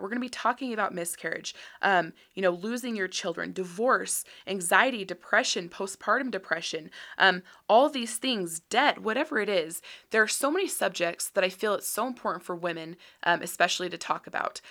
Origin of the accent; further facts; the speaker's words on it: Utah, United States; born and raised in Utah